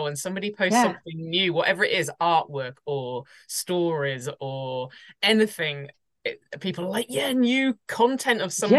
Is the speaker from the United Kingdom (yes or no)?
yes; southern England, United Kingdom; accent: southern; I've got a southern accent, so I pronounce things slightly different